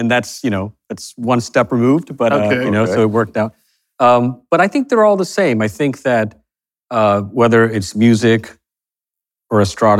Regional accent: Fort Worth, Texas, United States; You know, I grew up in Fort Worth, Texas.

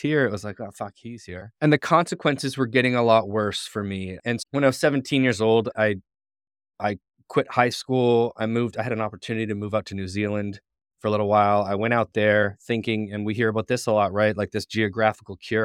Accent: St. Catharines, Ontario, Canada; I grew up in Saint Catharines, Ontario

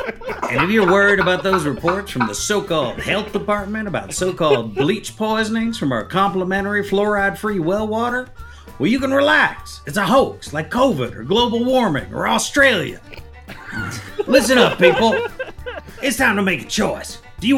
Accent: Carolina, United States; so this is I pulled some strings from back in my hometown in Carolina.

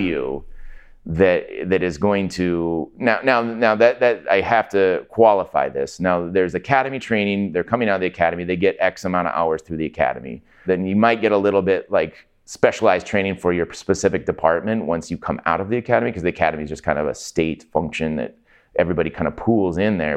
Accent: Everett, Washington, United States; I grew up in Everett

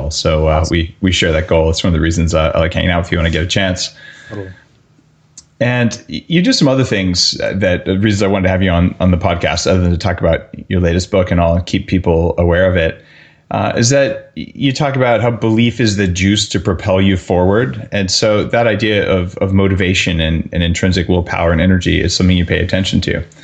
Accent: Canada; as you know, being a Canadian uh, citizen, everything here has a label in French and a label in English

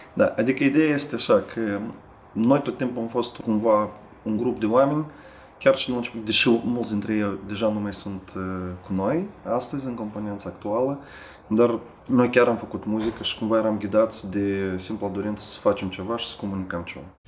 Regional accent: Moldova; moved away as an adult; now in Sibiu, Romania

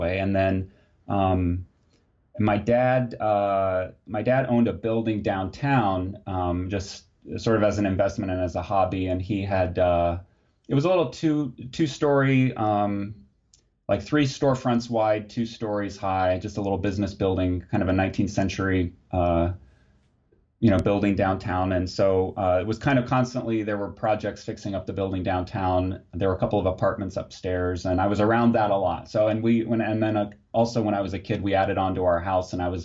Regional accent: Muncie, Indiana, United States; I was born and grew up in Muncie, Indiana

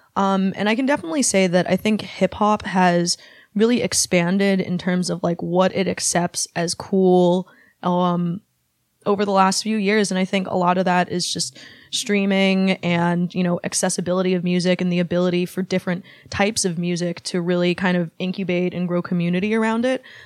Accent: Bay Area, California, United States; born or raised there

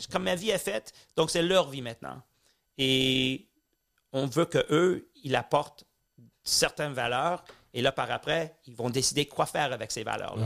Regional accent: Montreal, Quebec, Canada; born or raised there; also born or lived in Tel Aviv / London

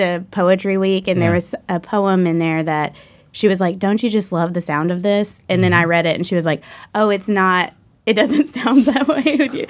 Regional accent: Old Hickory, Tennessee, United States; Old Hickory.

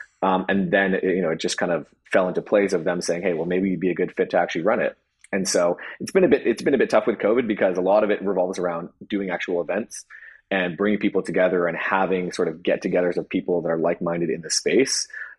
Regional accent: China; You know, I came from the business world. I grew up in China. I had no idea that that world even existed.

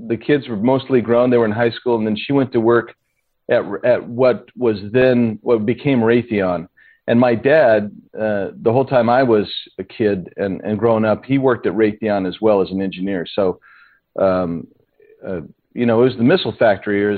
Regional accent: Tucson, Arizona, United States; I grew up in Tucson

